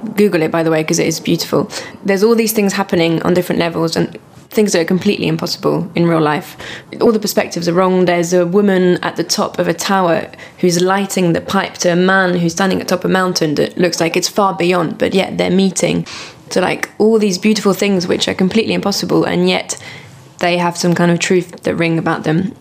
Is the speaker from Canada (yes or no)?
no; France; now in United Kingdom; working with a French theatre company, so I'm going back a lot to my home country